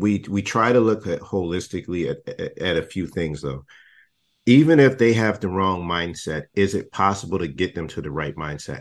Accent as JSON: {"language": "English", "region": "Texas", "country": "United States", "said": "I'm not from Florida, I'm from Texas"}